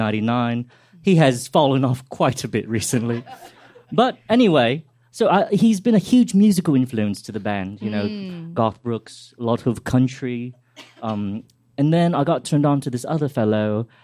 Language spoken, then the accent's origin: English; Kensington, London, United Kingdom; Well, you see, I'm from Kensington, which is in England, mm-hmm. right?